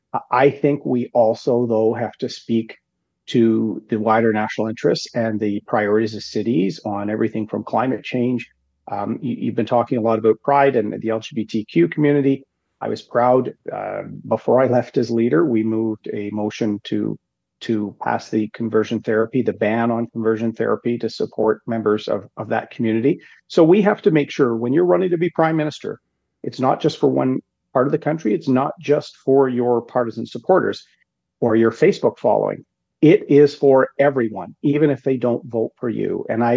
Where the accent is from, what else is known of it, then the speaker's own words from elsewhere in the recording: Canada; I think Brian Mulroney was the best prime minister of my lifetime as a Canadian